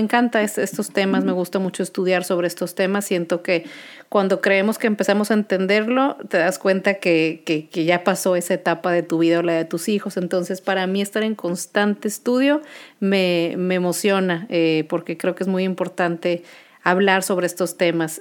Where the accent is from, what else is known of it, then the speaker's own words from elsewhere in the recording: Monterrey, Nuevo León, Mexico; Soy de Monterrey, Nuevo León